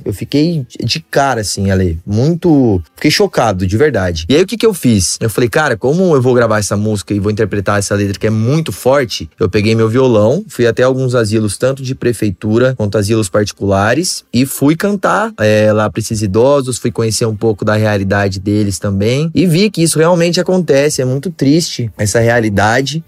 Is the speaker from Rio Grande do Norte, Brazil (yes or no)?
no; São José do Rio Preto, São Paulo, Brazil; also born or lived in Santos; sou nascido aqui em Santos, e aí me mudei muito cedo lá para São José do Rio Preto.